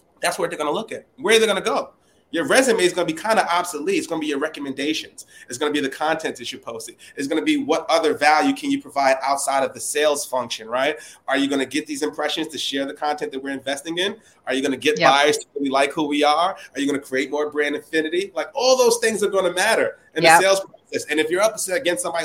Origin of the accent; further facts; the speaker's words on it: New York City, New York, United States; from the Bronx